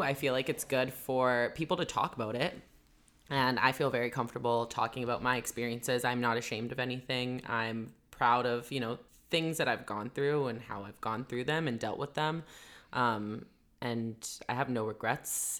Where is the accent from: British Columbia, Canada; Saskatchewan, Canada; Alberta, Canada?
British Columbia, Canada; Vancouver; I'm from Vancouver. Born and raised